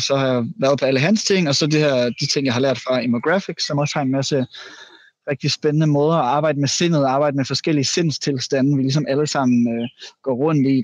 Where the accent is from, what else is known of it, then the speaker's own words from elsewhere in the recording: Jutland, Denmark; jeg kommer også fra Jylland